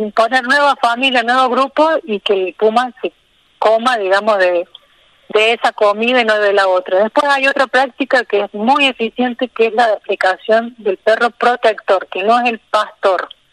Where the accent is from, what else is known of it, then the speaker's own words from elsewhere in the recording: Río Tercero, Córdoba, Argentina; moved away as an adult; now in Villa Rumipal, Argentina; Yo soy de Río Tercero, que es una ciudad al sur de Córdoba.